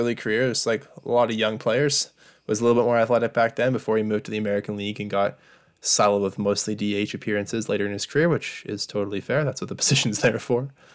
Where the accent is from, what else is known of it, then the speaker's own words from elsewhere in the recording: Lloydminster, Saskatchewan, Canada; moved away as an adult; I was born here in Saskatoon and then grew up about three hours away